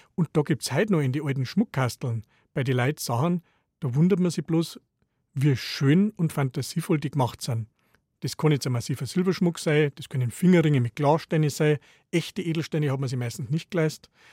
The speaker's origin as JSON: {"language": "German", "region": "Bavaria", "country": "Germany", "said": "bei uns in Bayern"}